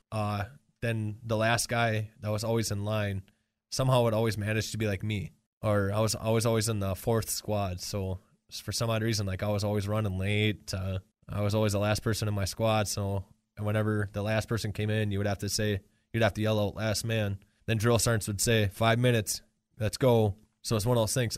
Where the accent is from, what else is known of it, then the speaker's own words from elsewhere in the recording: Marinette, Wisconsin, United States; now in Green Bay, United States; I grew up in Marinette, Wisconsin.